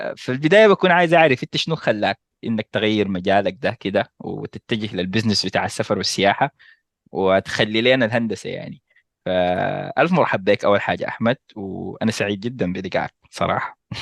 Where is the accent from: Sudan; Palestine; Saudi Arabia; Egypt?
Sudan; نحن كسودانيين